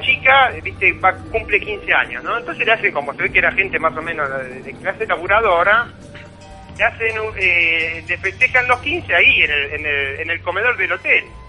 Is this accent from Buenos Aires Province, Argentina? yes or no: yes; Bernal, Buenos Aires Province, Argentina; moved away; yo soy de Bernal, o sea, vine acá en el año 84